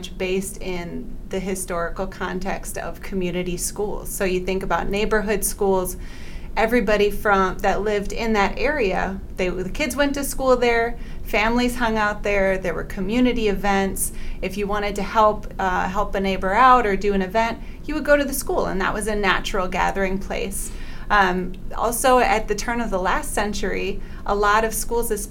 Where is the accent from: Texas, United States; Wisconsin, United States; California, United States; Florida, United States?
Wisconsin, United States; South Milwaukee; I grew up in South Milwaukee.